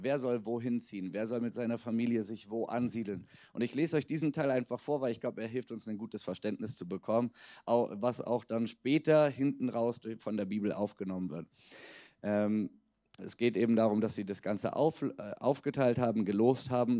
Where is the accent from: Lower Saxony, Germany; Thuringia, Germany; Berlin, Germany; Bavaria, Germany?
Berlin, Germany; also born or lived in Budapest; bin selbst in Berlin geboren, bin also, ich kann wirklich sagen, ich bin ein Berliner